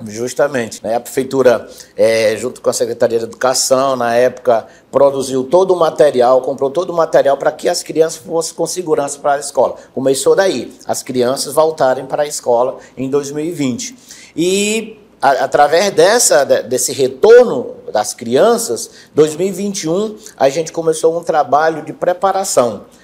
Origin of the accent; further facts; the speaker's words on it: Piauí, Brazil; now in Quari, Brazil; sou, sou piauiense, é, morei bastante tempo em outro município e há 13 anos atrás conheci Quari né, e me apaixonei pela terra.